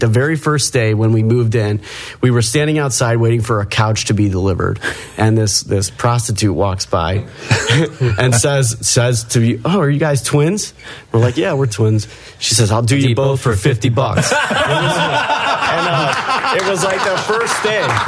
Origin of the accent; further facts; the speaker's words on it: Creve Coeur, Missouri, United States; we grew up in Creve Coeur.